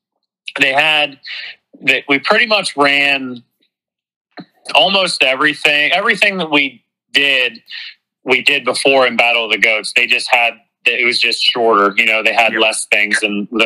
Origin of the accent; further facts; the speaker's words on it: East Coast, United States; moved away; I'm from the East Coast